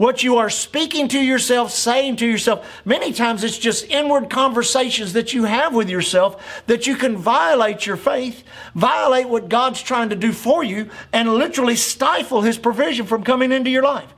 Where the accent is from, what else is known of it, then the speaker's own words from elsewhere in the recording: United States; as an American the last 60 years of my life, 64 years of my life.